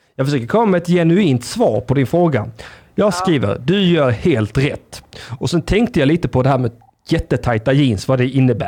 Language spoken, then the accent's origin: Swedish; Blekinge, Sweden; moved away; Blekinge, där vi kommer ifrån, där, där vi hör hemma